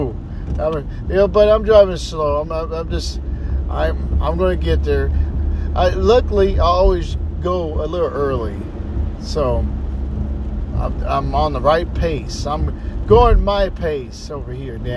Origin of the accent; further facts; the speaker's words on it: Texas, United States; I'm from Texas